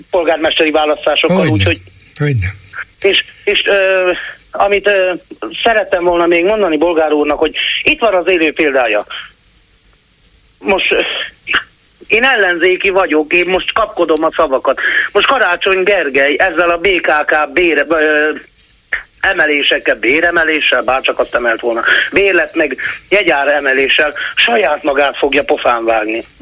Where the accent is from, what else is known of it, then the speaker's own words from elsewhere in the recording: Hungary; Nézze, én vidéki vagyok, nagyon sokat járok Budapestre